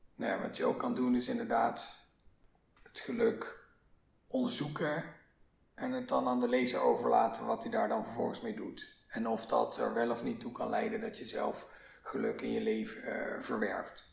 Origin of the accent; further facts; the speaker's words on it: Limburg, Netherlands; mijn geboortedorp